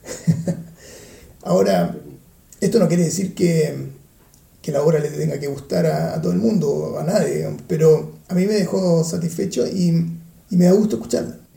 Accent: Chile; now in Vienna, Austria; soy chileno

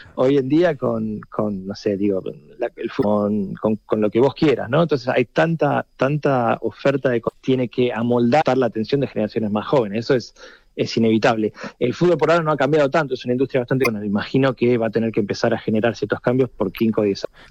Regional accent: Argentina; el acento me, condena, soy argentino

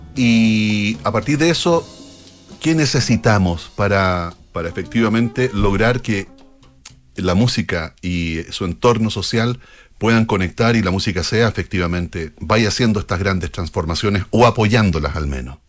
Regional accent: Chile; la forma de hablar que tenemos los chilenos

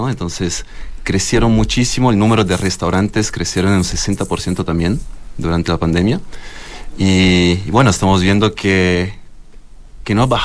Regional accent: Florence, Tuscany, Italy; moved away; Yo soy de, de la zona del vino, Toscana.

